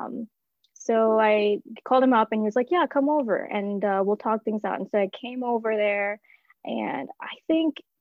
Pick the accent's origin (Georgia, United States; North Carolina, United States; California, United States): Georgia, United States; Atlanta; also born or lived in Chennai, India; I was born and brought up here